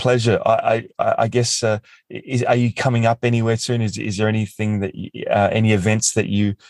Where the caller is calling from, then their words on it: Australia; I'm coming in from Australia and Rowan's in Montreal, Canada.